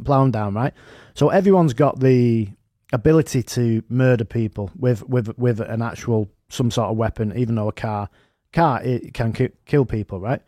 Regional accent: United Kingdom; us as, as, as British people

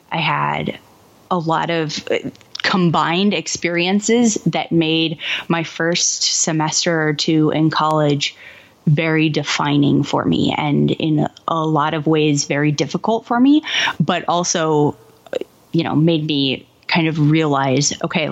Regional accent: Kansas City, United States; moved away as an adult; also born or lived in Madison, Wisconsin; I grew up in Kansas City.

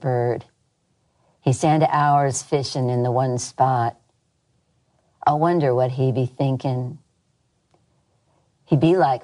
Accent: Berkeley, California, United States; moved away as an adult; now in Mississippi, United States; I grew up in Berkeley

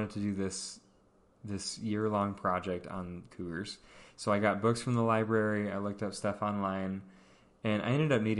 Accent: Pacific Northwest, United States; so I grew up in the Northwest, and there's lots of cougars.

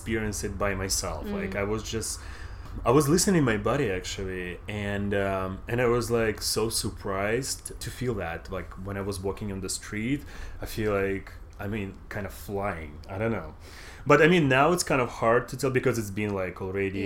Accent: Russia; moved away as an adult; now in United States; I was growing up in Russia and I moved here 6 years ago in the United States.

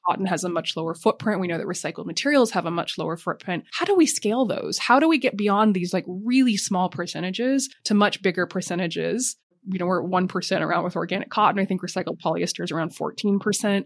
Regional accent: Montana, United States; moved away as an adult; now in London, United Kingdom; I grew up in Montana

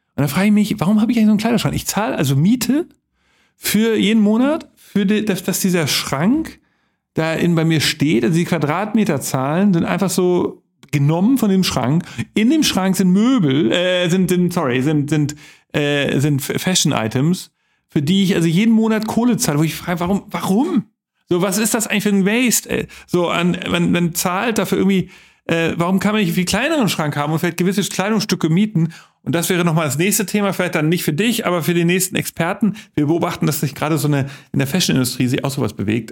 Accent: West Hamburg, Germany; ich komme aus West-Hamburg

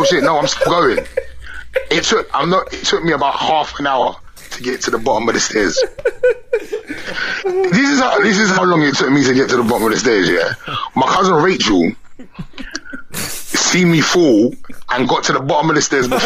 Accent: London, United Kingdom; I'm from away from London

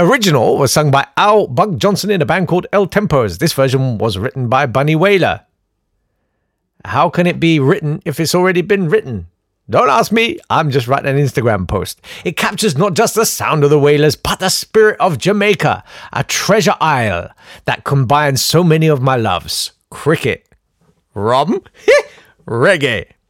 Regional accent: Kolkata, West Bengal, India; born there; I was born in Calcutta.

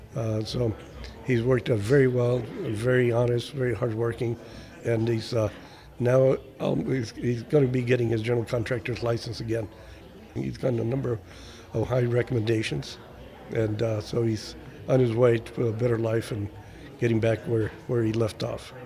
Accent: Mexico; now in United States; I was born in this country and I was an American citizen even though I, I grew up in Mexico.

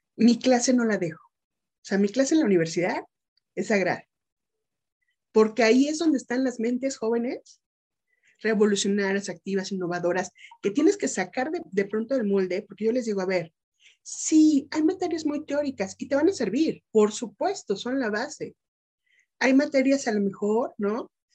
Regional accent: State of Mexico, Mexico; also born or lived in Metepec; soy orgullosamente mexicana por parte de provincia, soy mexiquense, radico en un municipio mágico, ¿no? Que es Metepec

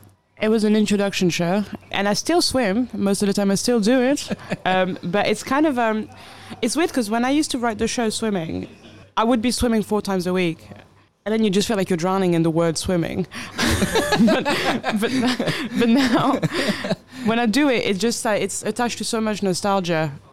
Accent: United Kingdom; I'd have to say going to the Mona Lisa as a British person and moaning about it.

